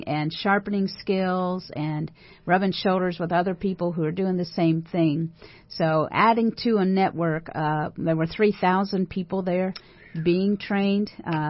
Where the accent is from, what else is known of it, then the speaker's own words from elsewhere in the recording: Indiana, United States; moved away as an adult; now in Austin, United States; I was from, I am from Indiana. And so Texas was a huge adjustment and transition for me.